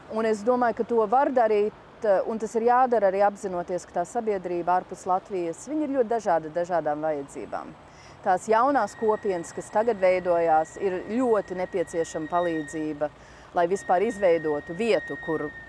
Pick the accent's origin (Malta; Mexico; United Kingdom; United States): United States; Washington, District of Columbia; moved away as an adult; now in Riga, Latvia; Es pat uzaugu Vašingtonā, galvaspilsētā